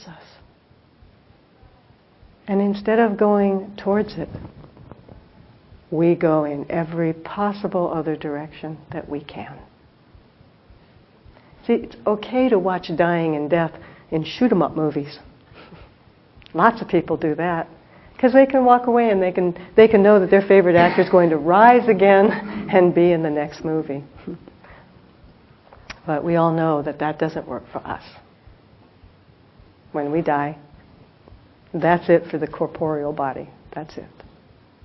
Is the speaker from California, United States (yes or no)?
yes; Los Angeles, California, United States; now in South Bay, United States; as we were leaving Los Angeles, I looked down, and this is someplace I grew up